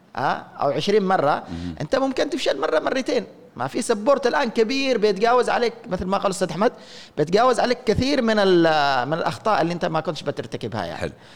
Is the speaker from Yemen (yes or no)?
yes; Yemen; احنا عندنا في اليمن